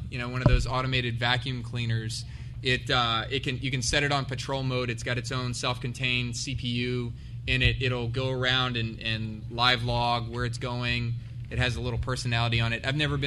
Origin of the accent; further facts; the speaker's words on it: Savannah, Georgia, United States; I'm from Savannah